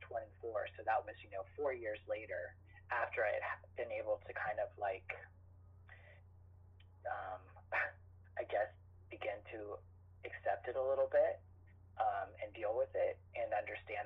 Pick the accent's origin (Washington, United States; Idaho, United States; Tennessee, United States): Idaho, United States; moved away as an adult; also born or lived in Chicago; I grew up in Idaho